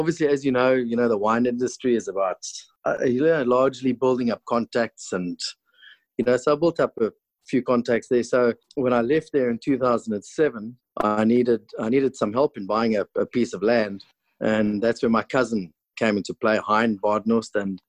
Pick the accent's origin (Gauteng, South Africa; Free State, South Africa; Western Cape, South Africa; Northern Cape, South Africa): Western Cape, South Africa; Cape Town; moved away as an adult; also born or lived in Stellenbosch; now in Swartland, South Africa; I grew up in Constantia, where my father was farm manager on a farm called Buitenverwagting.